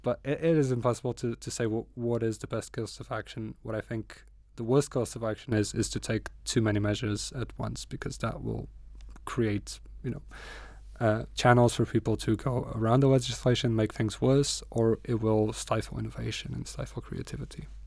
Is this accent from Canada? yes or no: no; Porto, Norte, Portugal; English is a second language; moved away as an adult; now in Newcastle, United Kingdom; it reminds me of my hometown a lot. I come from Porto